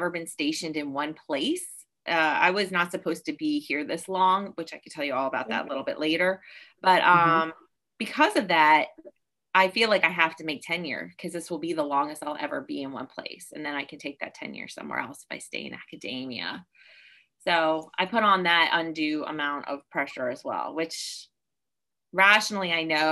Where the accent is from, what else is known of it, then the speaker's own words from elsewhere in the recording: Virginia, United States; I grew up in Virginia